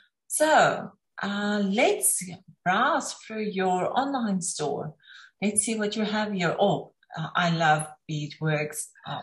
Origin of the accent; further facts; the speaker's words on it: South Africa; because I'm from South Africa, we know all the crafts and things that this is very common